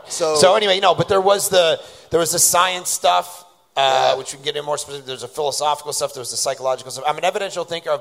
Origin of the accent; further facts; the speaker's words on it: Toronto, Ontario, Canada; I grew up in Toronto.